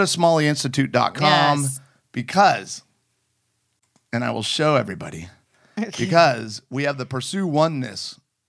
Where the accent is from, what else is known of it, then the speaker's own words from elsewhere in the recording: United Kingdom; I'm British.